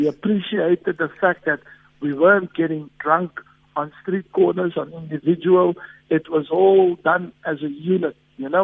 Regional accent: South Africa; I'm a South African, and there's nothing prouder than me playing back in my home country

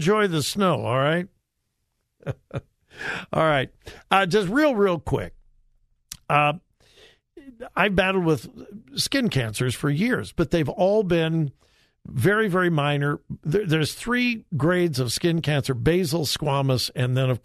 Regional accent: California, United States; moved away; I'm from California

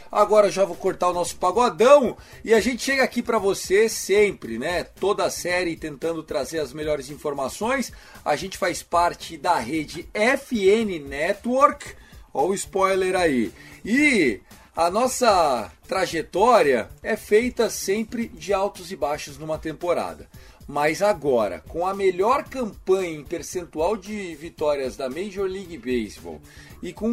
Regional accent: Minas Gerais, Brazil; E a gente é Mineiro

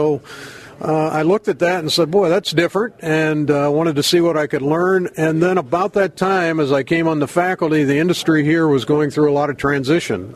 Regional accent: Pennsylvania, United States; moved away as an adult; also born or lived in Maryland; now in Wisconsin, United States; I grew up on the East Coast in Pennsylvania

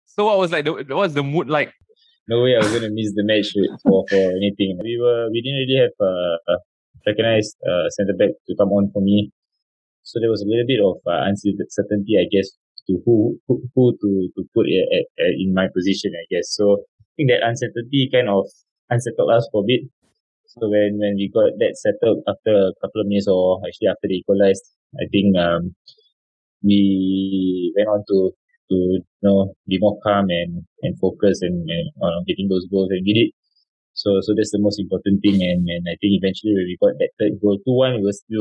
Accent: Singapore; moved away as an adult; also born or lived in Malaysia; as a young boy as a Singaporean uh, boy

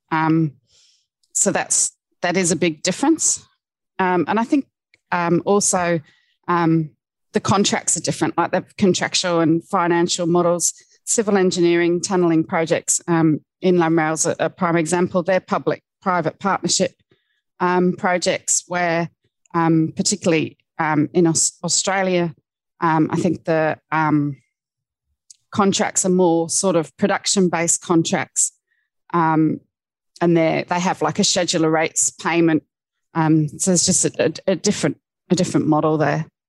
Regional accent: Cornwall, South West England, United Kingdom; I grew up in Cornwall

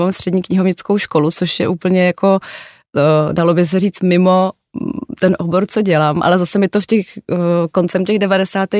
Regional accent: Prague, Czechia; já jsem narozená v Praze

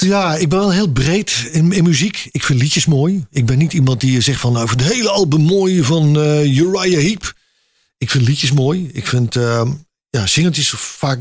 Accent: North Brabant, Netherlands; ik kom overal, maar ik ben Brabander

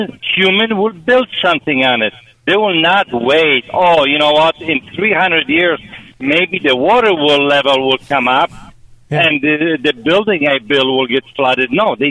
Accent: Poland; now in Chicago, United States; I'm Polish.

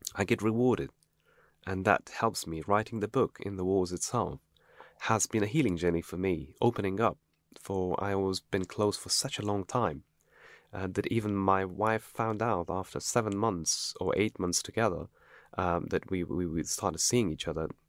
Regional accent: Afghanistan; now in United Kingdom; I came from Afghanistan

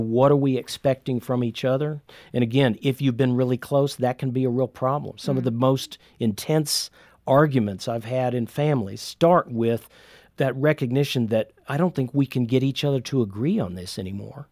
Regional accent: Indiana, United States; I'm from Indiana

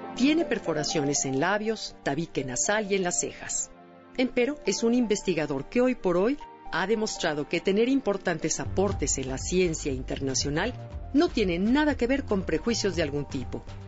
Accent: Mexico; somos los mexicanos

